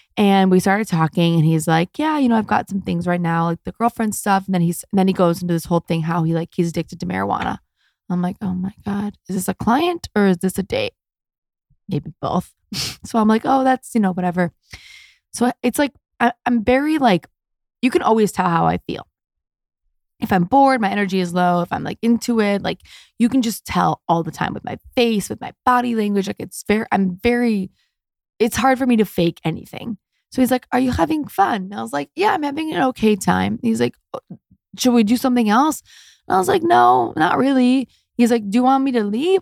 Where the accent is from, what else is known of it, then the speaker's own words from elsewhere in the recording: Detroit, Michigan, United States; now in Los Angeles, United States; I'm from America and I'm a Jewish girl from Detroit